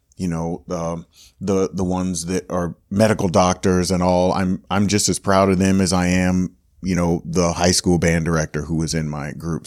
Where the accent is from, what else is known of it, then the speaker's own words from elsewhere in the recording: Gainesville, Florida, United States; moved away as an adult; I grew up in Gainesville, University of Florida was there